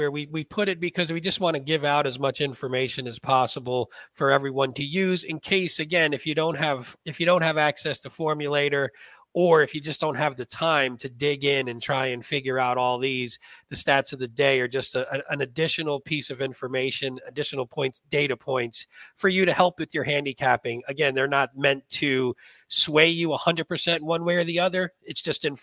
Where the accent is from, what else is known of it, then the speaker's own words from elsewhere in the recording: East Coast, United States; but you know we're from the East Coast, baby. We break the rules.